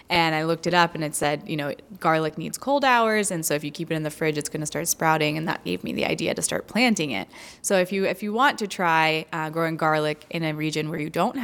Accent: Florida, United States; I'm from Florida

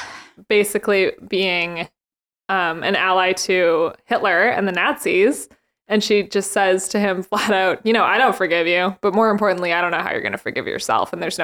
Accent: Canada; being Canadian, I think we just know a lot.

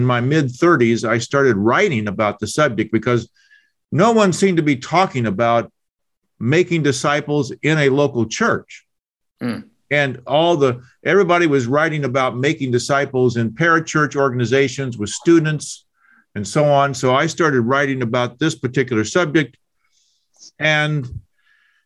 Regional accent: Indiana, United States; moved away as an adult; also born or lived in Oklahoma; I'm from Indiana

